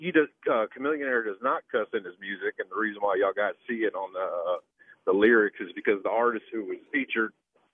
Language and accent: English; Jersey Village, Texas, United States; I grew up with him in Woodland Trails West, and I'm a fellow Jersey Village guy myself.